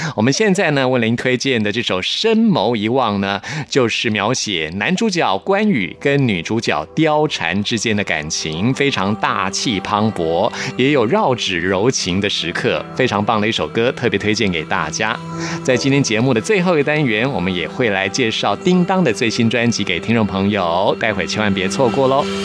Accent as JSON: {"language": "Chinese", "region": "Taipei", "country": "Taiwan", "said": "因为我是台北人啊"}